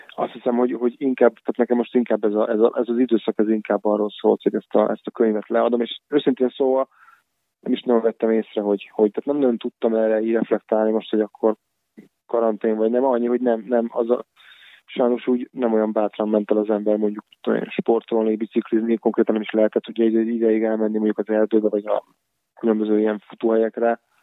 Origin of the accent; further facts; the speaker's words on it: Budapest, Hungary; moved away as an adult; now in Pécs, Hungary; visszamentem Budapestre, mert onnan származom